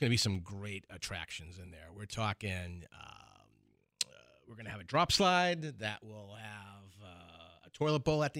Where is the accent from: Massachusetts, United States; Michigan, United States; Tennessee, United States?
Massachusetts, United States; Boston; I'm a Bostonian, yep.